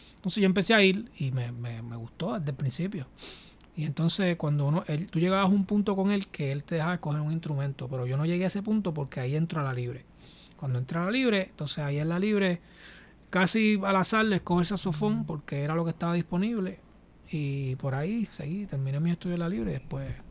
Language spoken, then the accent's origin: Spanish; San Juan, Puerto Rico; moved away as an adult; also born or lived in Villa Palmera / Carolina, Puerto Rico / Boston; now in New York, United States; Yo soy de, de aquí del área de Santurce. Mi familia, eh, toda mi familia es de residencial Lloren Torres. La familia de mi papá y mi mamá